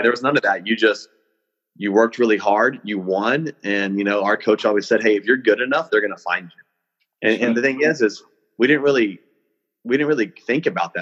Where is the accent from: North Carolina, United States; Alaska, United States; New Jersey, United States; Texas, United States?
Texas, United States; Hereford; I grew up in Hereford, Texas, a little small cattle town up in the Texas Panhandle.